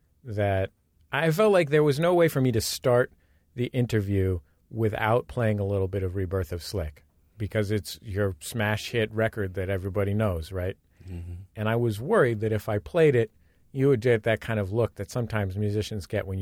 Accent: Seattle, Washington, United States; I'm from Seattle. I'm a rapper too.

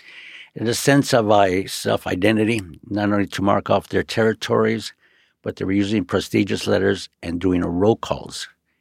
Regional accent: Los Angeles, California, United States; I was born on Queen of Angels, on Beaudry and Sunset, in Chinatown. I have a twin brother. We were both raised there in Chinatown until about five, and then we moved up the river, the Royal Seco River, Highland Park, Avenue 60.

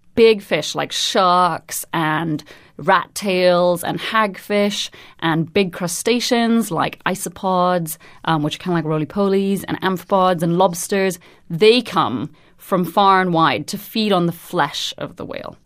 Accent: Trinidad & Tobago; now in London, United Kingdom; I'm originally from Trinidad and Tobago, but I'm currently based at the Natural History Museum in London

